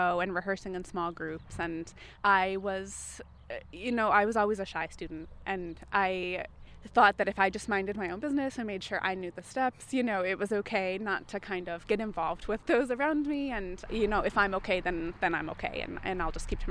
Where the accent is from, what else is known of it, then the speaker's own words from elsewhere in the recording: Rockford, Illinois, United States; how significant those types of programs and projects were in my life growing up in Rockford